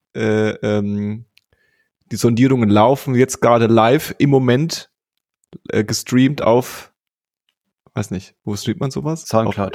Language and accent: German; West Germany, Germany; moved away; als äh, sogenannter Westdeutscher endlich äh, im Ostdeutschland meiner Heimat gefunden